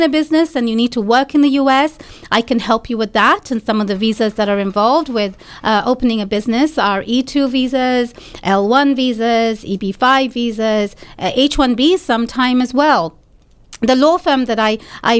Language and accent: English; Bangladesh; moved away as an adult; also born or lived in London, United Kingdom; now in United States; I was born in London, UK, and then I lived in Bangladesh for a little while. So my family is from Bangladesh.